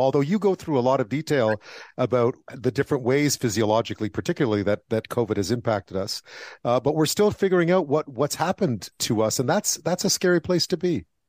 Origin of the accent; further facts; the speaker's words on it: Montreal, Quebec, Canada; moved away; growing up in Montreal